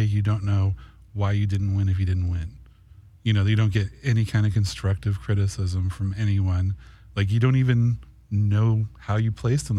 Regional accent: Los Angeles, California, United States; also born or lived in Arizona; I was born in Arizona, but I grew up here in the San Fernando Valley.

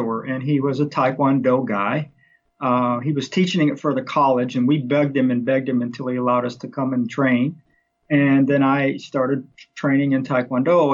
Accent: Missouri, United States; I grew up in Missouri

